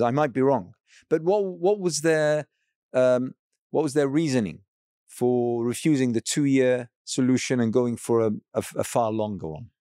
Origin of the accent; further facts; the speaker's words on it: Iraq; I hail from Iraq